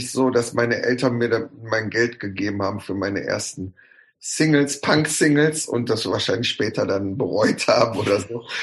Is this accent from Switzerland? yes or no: no; Bottrop, North Rhine-Westphalia, Germany; Ich habe aber da, wo ich aufgewachsen bin, waren meine Cousins und Cousinen, die wohnten ein, zwei Häuser weiter. Da war die Straße voll mit, mit Bottropschen Ab Abkömmlingen.